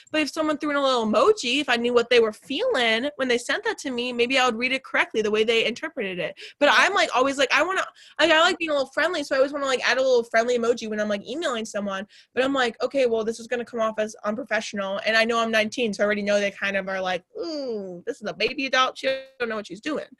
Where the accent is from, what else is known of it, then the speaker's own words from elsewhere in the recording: suburbs of Chicago, Illinois, United States; I say I'm from Chicago, but really I'm like a 40 BNSF train ride from Chicago.